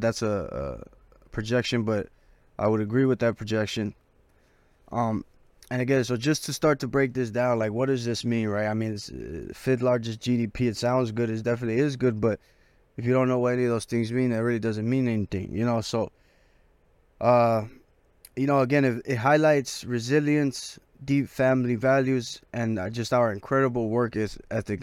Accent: Los Angeles, California, United States; I'm from South Central

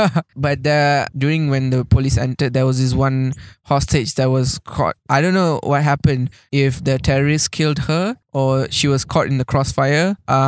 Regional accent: Malaysia; as a Malaysian

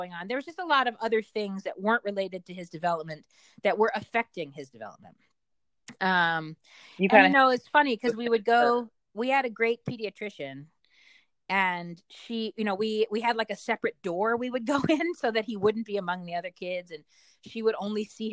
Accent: Richmond, Virginia, United States; moved away; I'm from Richmond

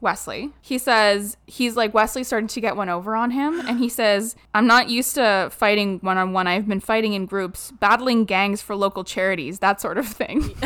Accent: Southern Ontario, Canada; born or raised there

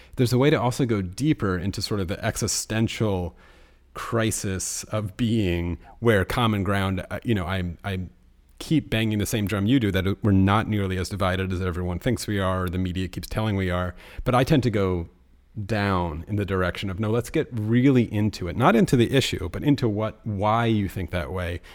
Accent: United States; I'm speaking as an American

